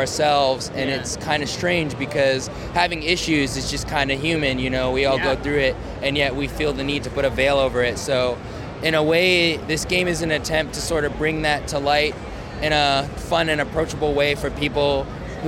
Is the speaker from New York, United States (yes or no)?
yes; New York City, New York, United States; moved away; I'm actually originally from New York City, from the Bronx